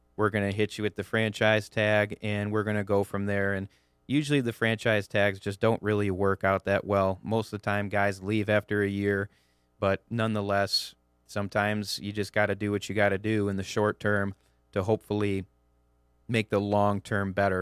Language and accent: English; Clarkston, Michigan, United States; I'm from the Metro Detroit area, from Clarkston, uh, you know, born and raised there.